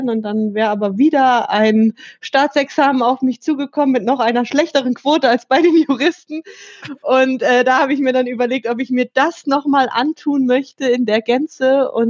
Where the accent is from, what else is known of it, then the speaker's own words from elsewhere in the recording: Hanover, Lower Saxony, Germany; Äh, ich komme aus Hannover eigentlich ursprünglich.